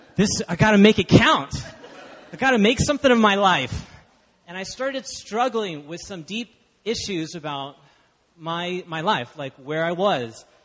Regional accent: Dallas, Texas, United States; moved away as an adult; now in Busan, South Korea; I grew up in Dallas, Texas

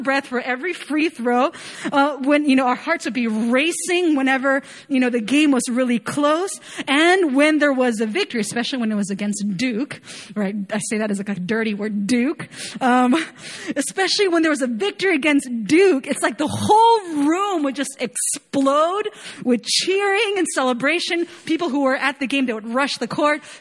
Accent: Chile; moved away as an adult; also born or lived in Chapel Hill, North Carolina; I was born and raised in Chile, right? I lived there all my life

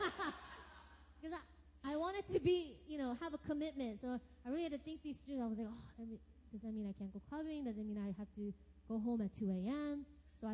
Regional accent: United States; moved away as an adult; It's like 14 hours back to my hometown

